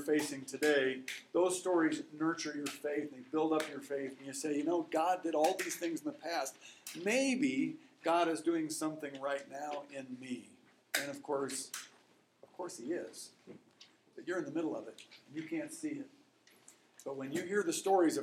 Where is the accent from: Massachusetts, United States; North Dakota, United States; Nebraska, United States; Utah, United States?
Nebraska, United States; Lincoln; I'm from Lincoln, Nebraska